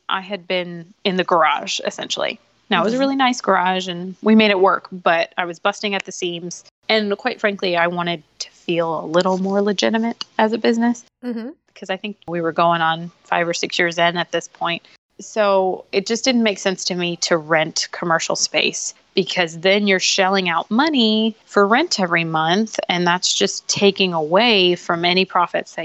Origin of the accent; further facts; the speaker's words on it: Houston, Texas, United States; moved away as an adult; now in San Antonio, United States; I grew up mostly in the Houston area of Texas